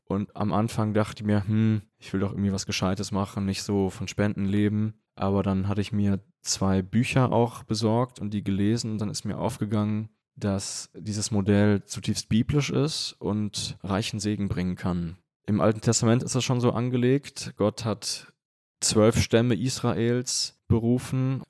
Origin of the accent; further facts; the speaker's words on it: Germany; moved away as an adult; also born or lived in Vienna, Austria; now in Münster, Germany; Münster eigentlich relativ nah liegt bei meiner Heimat. Und ich hatte auch den Wunsch, mal wieder nach Deutschland zurückzukehren.